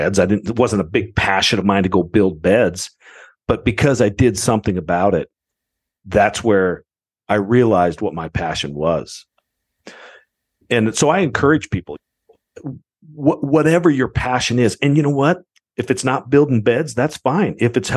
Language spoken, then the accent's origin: English; Idaho, United States; also born or lived in Twin Falls, Idaho; I grew up in Idaho, which is a big Mormon side of the world, and I grew up Mormon.